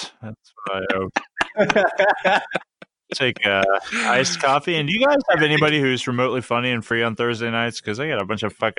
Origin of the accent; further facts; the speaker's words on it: United States; It's a little odd, right? We're from the States.